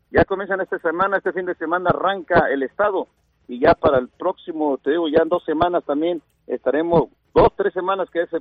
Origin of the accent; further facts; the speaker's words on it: Mexico; Qué mala suerte para nosotros como mexicanos